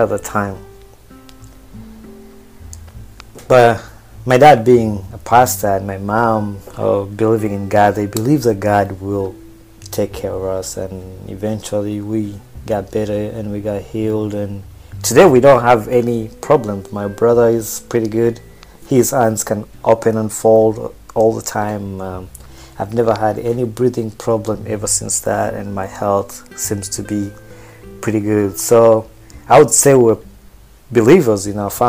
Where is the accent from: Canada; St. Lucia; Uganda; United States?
Uganda; Wakiso, Central Region; moved away; also born or lived in Kampala, Uganda; I also grew up in Wakiso. Wakiso is like 10 miles away from Kampala